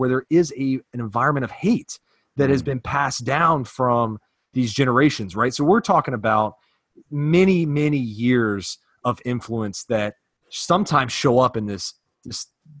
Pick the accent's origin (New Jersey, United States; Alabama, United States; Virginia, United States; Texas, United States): Virginia, United States; And then I grew up in the South, part of Virginia